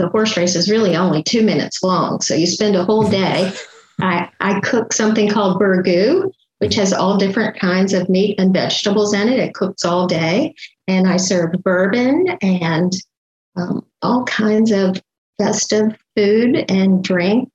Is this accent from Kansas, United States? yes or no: no; Lexington, Kentucky, United States; also born or lived in Georgetown, Kentucky; now in Atlanta, United States; I was born in Georgetown, but moved about 20 minutes away and actually grew up in Lexington